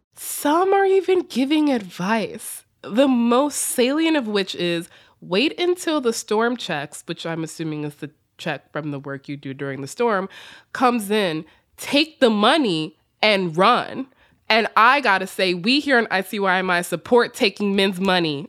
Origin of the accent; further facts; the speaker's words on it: the South, United States; accent: Southern; my Southern accent